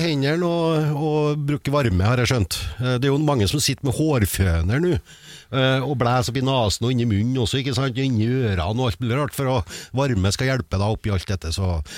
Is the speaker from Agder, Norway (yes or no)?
no; Trøndelag, Norway; accent: trønder; snakker jeg som en trønder